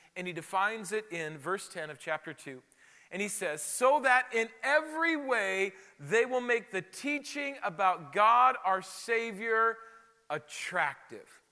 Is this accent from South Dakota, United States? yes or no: yes; Rapid City, South Dakota, United States; moved away as an adult; also born or lived in Chicago; I'm from Rapid City, South Dakota, which is known for Mount Rushmore, and that's about it